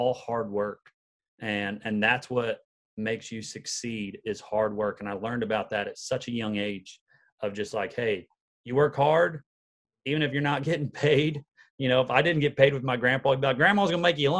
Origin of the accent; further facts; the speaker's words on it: Patoka, Illinois, United States; moved away as an adult; now in Nashville, United States; I grew up in a little town in southern Illinois called Patoka, and it's a town of about 500 people